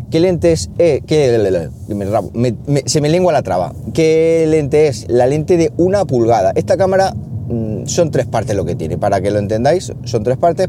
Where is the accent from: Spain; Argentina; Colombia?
Spain; Siles, Andalusia; mi pueblo Siles Jaén, que es un pueblo que está, bueno, muy, muy bien. ¿Qué os voy a decir yo si, si soy de allí